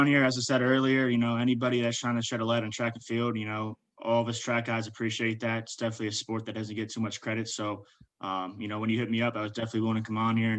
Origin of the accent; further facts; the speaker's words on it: Warren, Ohio, United States; the Warren Striders, which is my hometown to this day.